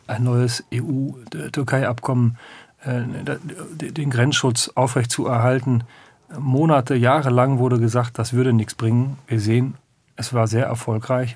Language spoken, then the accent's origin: German; western Münsterland, North Rhine-Westphalia, Germany; ich komme, kämen aus Westfalen, stimmt noch genau, aus dem westlichen Münsterland